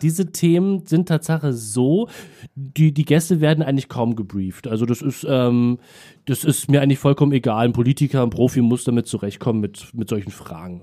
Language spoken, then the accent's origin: German; Berlin, Germany; ich bin im Krankenhaus, ich glaube St. Marien hieß es, das gibt es glaube ich nicht mehr in Wilmersdorf geboren. Sollte eigentlich eine Hausgeburt werden, aber es gab wohl Komplikationen und ähm, deswegen es dann ins Krankenhaus und ähm, bin aber ein paar Stunden später dann auch wieder in Neukölln gelandet